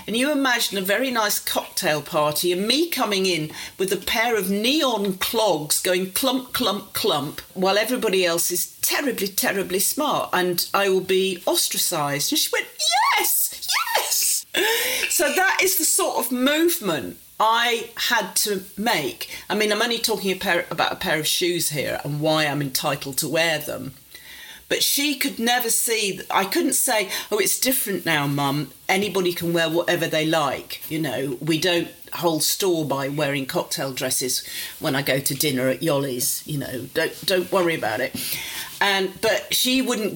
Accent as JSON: {"language": "English", "town": "Warrington", "region": "North West England", "country": "United Kingdom", "tie": "born or raised there", "said": "I grew up outside Warrington and there wasn't a very big middle-class population, and they thought I'd pick up a terrible accent"}